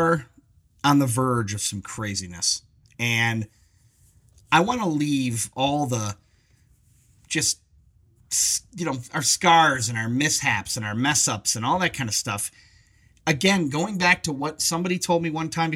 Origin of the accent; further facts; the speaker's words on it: Michigan, United States; moved away as an adult; now in Colorado, United States; we're from Michigan